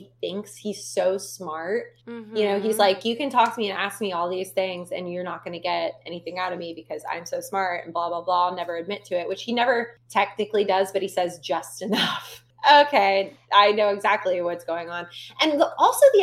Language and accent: English; Florida, United States; I'm from Florida